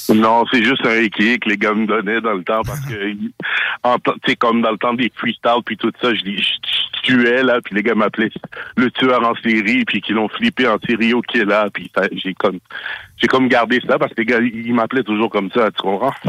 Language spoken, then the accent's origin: French; Montreal, Quebec, Canada; je viens de Montréal Nord